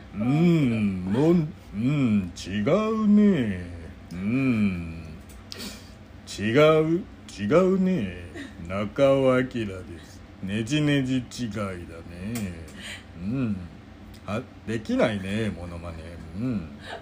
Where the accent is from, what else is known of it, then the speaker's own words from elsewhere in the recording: Kansai, Japan; also born or lived in Tokyo; 僕は西で育っておるので